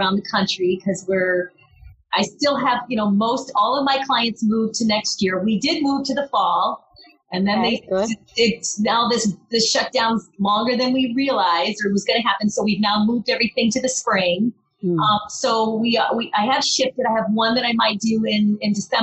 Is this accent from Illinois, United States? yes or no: no; New York, United States; I'm a New Yorker